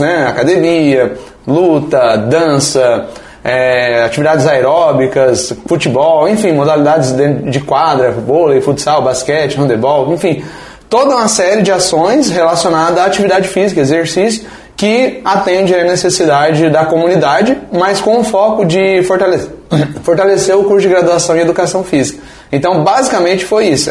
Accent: Foz do Iguaçu, Paraná, Brazil; moved away as an adult; now in São Miguel do Iguaçu, Brazil; eu sou de Foz do Iguaçu, natural de lá, nasci lá, me criei lá em Foz do Iguaçu

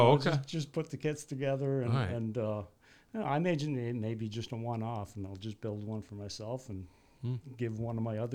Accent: New Brunswick, Canada; moved away as an adult; now in Portland, United States; I grew up in Canada.

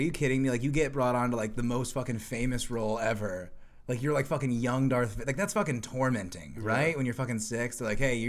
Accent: Indiana, United States; accent: Midwestern; And it's like this weird Midwestern thing. Also, I'm from Indiana.

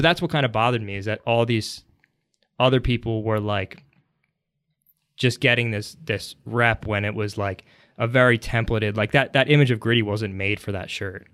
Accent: Philadelphia, Pennsylvania, United States; I've lived in the suburbs for most of my life

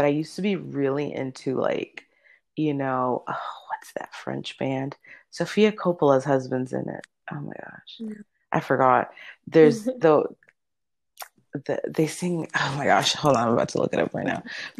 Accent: Dominican Republic; I'm from the Dominican Republic. She's half Dominican.

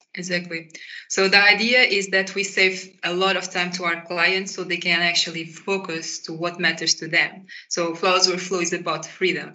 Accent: Portugal; moved away as an adult; now in Netherlands; I grew up in Portugal and I started to study uh, with my bachelor's here in Netherlands

